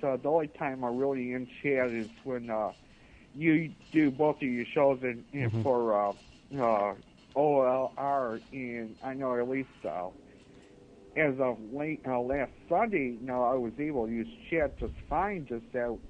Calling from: Buffalo, New York, United States; Hi, this is … from Buffalo, New York.

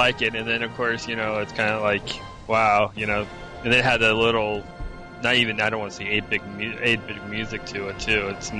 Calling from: Melbourne, Florida, United States; calling from Melbourne, Florida.

